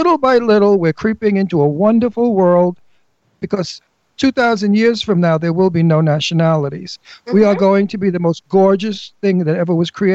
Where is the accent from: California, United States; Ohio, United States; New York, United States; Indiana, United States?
New York, United States; accent: Brooklyn; also born or lived in Los Angeles / Palm Springs; now in Pennsylvania, United States; my Brooklyn accent